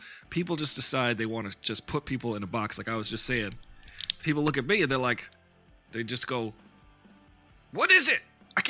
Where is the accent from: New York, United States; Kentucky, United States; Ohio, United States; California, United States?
New York, United States; Islip; As a kid growing up, I grew up in a very white neighborhood. I know I mentioned that a lot. But I grew up in a very white part of Long Island. Also, Suffolk County, at the time, I checked the demographics, was only about 5% black.